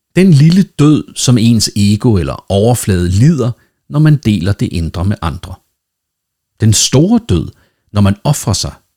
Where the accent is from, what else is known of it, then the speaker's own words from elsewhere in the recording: Denmark; Nu er jeg jo dansker, og derfor vældig dansk